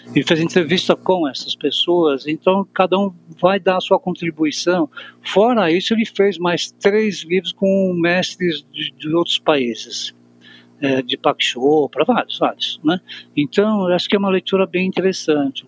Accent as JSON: {"language": "Portuguese", "country": "Brazil", "tie": "born or raised there", "said": "nós que nascemos no Brasil"}